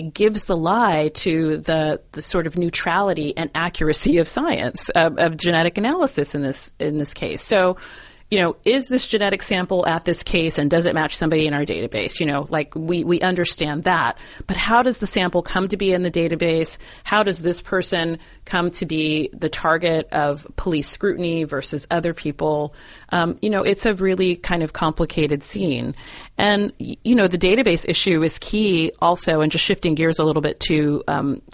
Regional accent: San Diego, California, United States; moved away; my hometown of San Diego

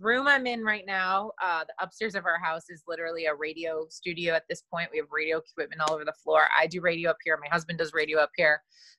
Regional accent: Chicago, Illinois, United States; born or raised there; moved away as an adult

